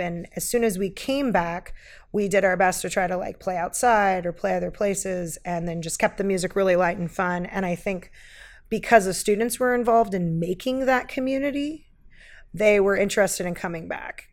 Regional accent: Eugene, Oregon, United States; moved away as an adult; also born or lived in San Jose, California; I grew up here in Eugene, Oregon

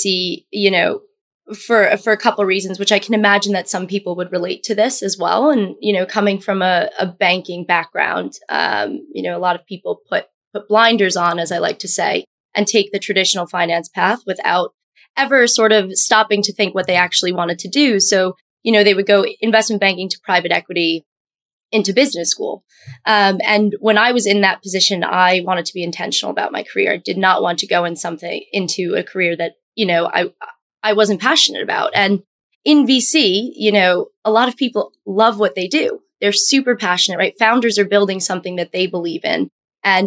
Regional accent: Long Island, New York, United States; I was born and raised on Long Island. I spent my entire life there until I moved into New York City to attend Columbia University

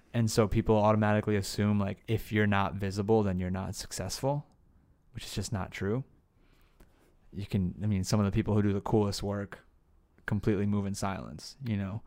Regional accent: New Jersey, United States; also born or lived in Asbury Park, New Jersey; now in Los Angeles, United States; where I grew up in Jersey. I lived in a lot of places in Jersey.

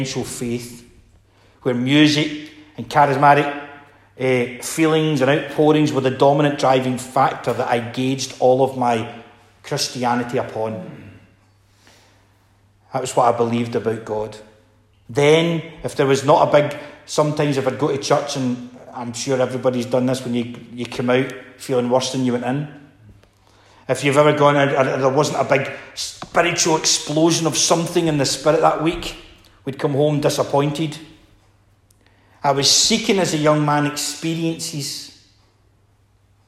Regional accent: Scotland, United Kingdom; being Scottish

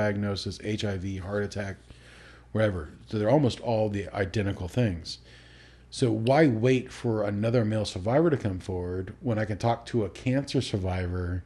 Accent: Alaska, United States; moved away as an adult; also born or lived in Utah; growing up in Alaska for the first 19 years of your life

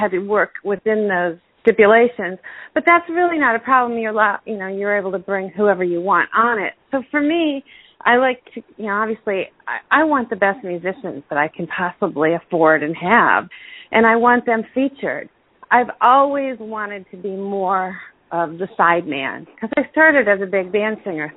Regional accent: outside of Cleveland, Ohio, United States; moved away as an adult; now in New York, United States; I was born in Ohio, outside of Cleveland, a very small town. I'm very Midwestern still.

